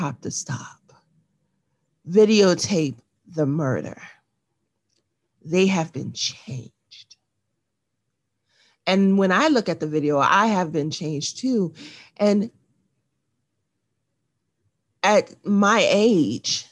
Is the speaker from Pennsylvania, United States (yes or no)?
no; New York, United States; born or raised there